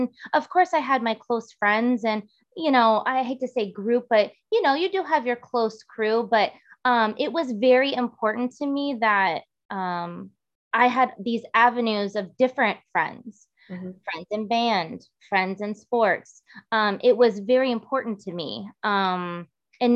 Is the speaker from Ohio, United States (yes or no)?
yes; Girard, Ohio, United States; I grew up in the Youngstown area, specifically Girard.